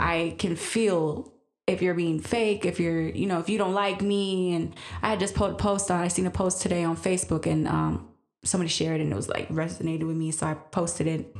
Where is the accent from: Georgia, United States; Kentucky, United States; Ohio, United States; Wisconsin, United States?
Wisconsin, United States; Green Bay; growing up in Green Bay for me was when I was growing up, mostly you saw what in school was just white